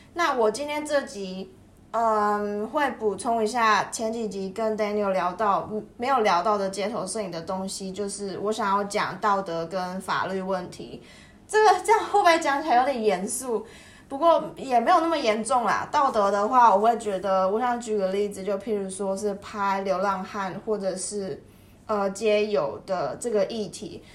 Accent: Taiwan; 身为一个台湾人

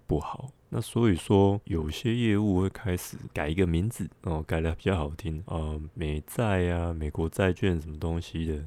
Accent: Taiwan; 我们台湾人

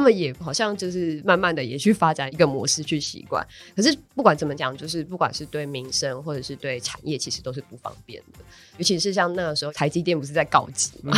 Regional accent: Taichung, Taiwan; moved away; 我老家是在 台中

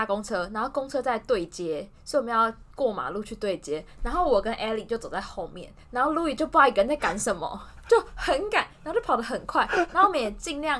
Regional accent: central-southern Taiwan, Taiwan; 你就知道我们中南部人比较不喜欢走斑马线，就喜欢横越马路。

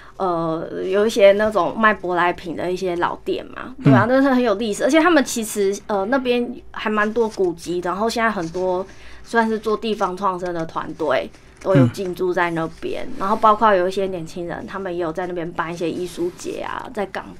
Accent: Taiwan; 请称呼我们为台湾人。

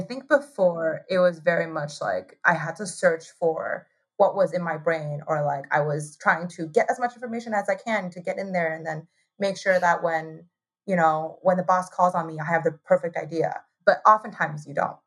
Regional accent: Taipei, Taiwan; moved away as an adult; also born or lived in Ithaca, New York / New York City; So I was born in Taiwan. I grew up in Taiwan

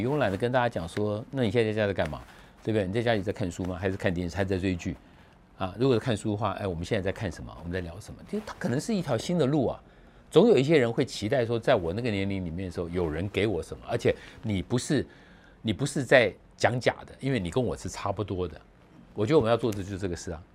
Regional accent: Taipei, Taiwan; 我们从台北来的

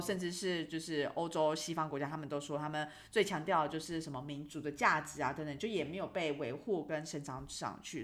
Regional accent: Taiwan; now in Luxembourg; 我就是回台湾的时候

